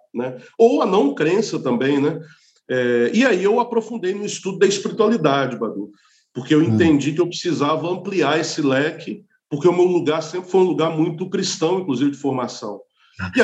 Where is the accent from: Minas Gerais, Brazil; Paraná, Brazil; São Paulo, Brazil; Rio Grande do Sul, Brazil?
Minas Gerais, Brazil; Montes Claros; moved away as an adult; now in Rio de Janeiro, Brazil; Sou de Montes Claros, norte de Minas, terra de Darcy uhum. Ribeiro